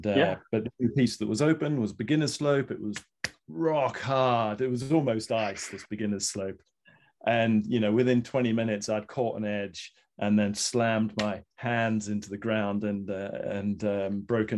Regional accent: New Zealand; I grew up in New Zealand

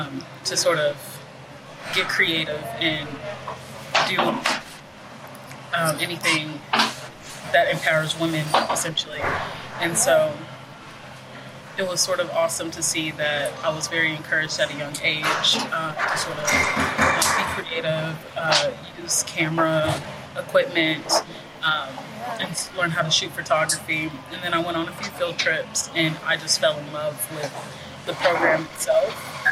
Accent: Del Valle, Texas, United States; So I grew up in Del Valle, which is a suburb of Austin or a subdivision of Austin, which when I was growing up, it was predominantly Hispanic culture there.

